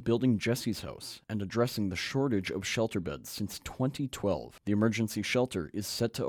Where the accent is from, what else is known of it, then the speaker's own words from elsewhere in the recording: Mournville, Alberta, Canada; small communities like my hometown of Mournville don't have the resources to combat this issue.